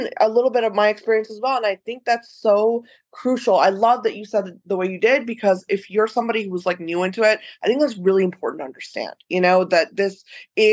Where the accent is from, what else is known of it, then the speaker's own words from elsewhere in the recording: United States; I remember growing up in the West in America